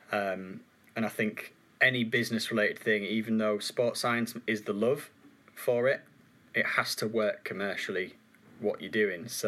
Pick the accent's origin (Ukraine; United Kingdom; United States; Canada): United Kingdom; Yorkshire and the Humber; accent: Yorkshire; I loved having my Yorkshire accent, and the more time I've spent up in Cheshire, it just keeps getting.